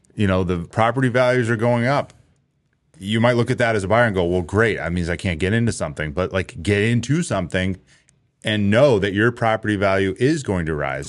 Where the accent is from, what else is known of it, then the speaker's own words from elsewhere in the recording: Londonderry, New Hampshire, United States; I grew up in Londonderry and it's the same thing. It was a small farm town